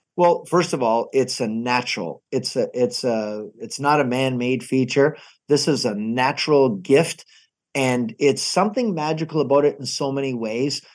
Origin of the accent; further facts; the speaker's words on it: Niagara Falls, Ontario, Canada; Niagara Falls